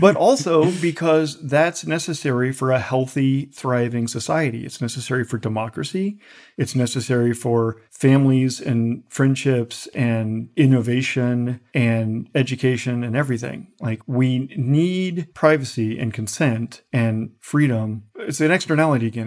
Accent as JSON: {"language": "English", "country": "United States", "said": "I'm an American patriot"}